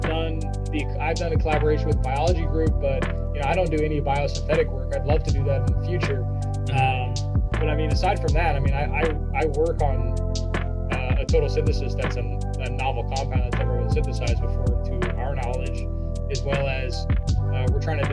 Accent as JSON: {"language": "English", "region": "Indiana", "country": "United States", "said": "I'm from Indiana"}